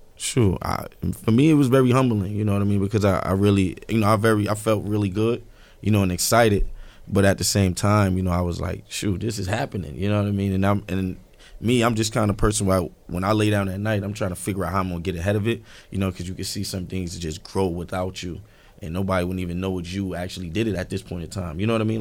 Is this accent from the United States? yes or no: yes; New York City, New York, United States; I'm from Marcy Projects.